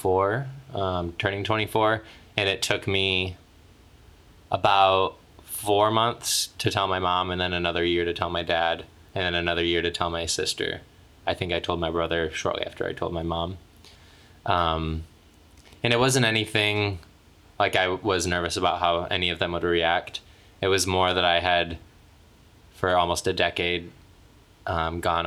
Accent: Michigan, United States; moved away as an adult; now in Los Angeles, United States; I walk down the streets of my hometown and people like shout gay things at me still

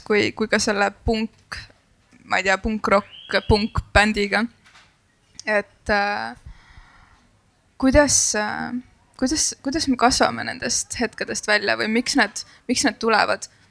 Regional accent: Kunda, Lääne-Viru County, Estonia; ma olen pärit Kundast, mis nagu on räpi sünonüüm

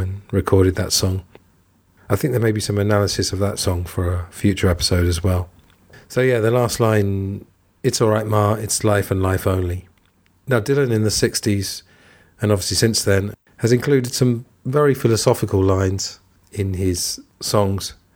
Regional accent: England, United Kingdom; moved away as an adult; also born or lived in Thailand / Italy / Spain; I'm from England, and I grew up there

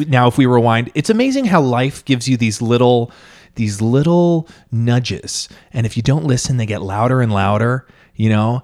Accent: Long Island, New York, United States; now in Manhattan, United States; I'm from Long Island

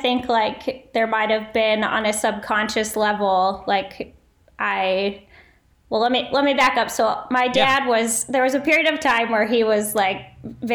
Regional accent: Fort Collins, Colorado, United States; now in Hailey, United States; I grew up in Colorado. I grew up in Fort Collins, and have lived in ski towns my entire life

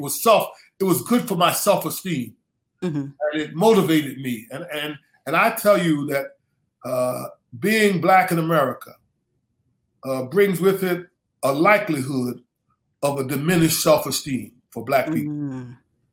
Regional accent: Philadelphia, Pennsylvania, United States; I grew up in Philadelphia, mm-hmm. in inner city schools, went to West Philadelphia High School

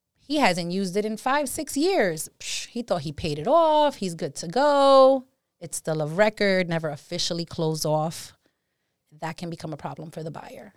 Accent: New York City, New York, United States; moved away as an adult; now in Hudson Valley, United States; Born and raised in the Bronx.

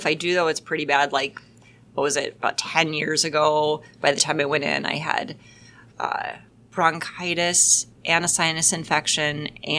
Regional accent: Washington, United States; now in Green Bay, United States; I live in Green Bay, Wisconsin, and I am from Washington State.

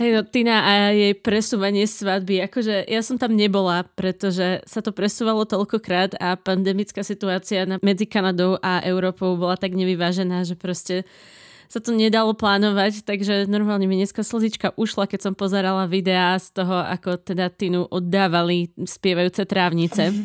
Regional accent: Slovakia; Zo Slovenska

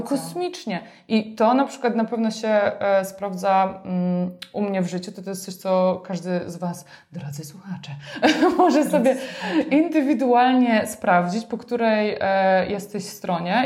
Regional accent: Silesian Voivodeship, Poland; moved away as an adult; wyrosłam na wsi na Śląsku, miejscu, które miało mm, nie wiem ile, 2000 mieszkańców

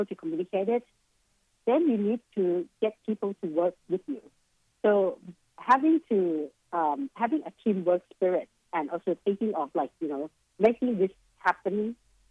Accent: Bangkok, Thailand; also born or lived in Boston, United States; my home country, which is Bangkok, Thailand

